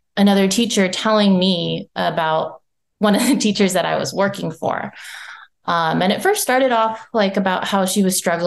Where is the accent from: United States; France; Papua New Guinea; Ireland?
United States; also born or lived in Japan; being Japanese American